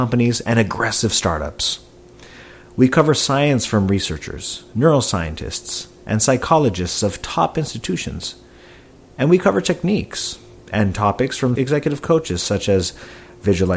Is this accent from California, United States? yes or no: yes; Silicon Valley, California, United States; I was born and raised in the Silicon Valley